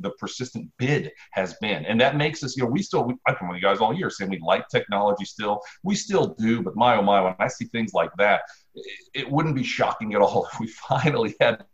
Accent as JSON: {"language": "English", "region": "Ohio", "country": "United States", "moved": "yes", "lives_now": "South Carolina, United States", "said": "I'm from Ohio."}